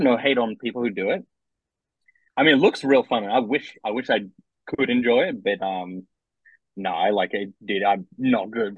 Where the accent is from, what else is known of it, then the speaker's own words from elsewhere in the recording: Canberra, Australian Capital Territory, Australia; I come from Canberra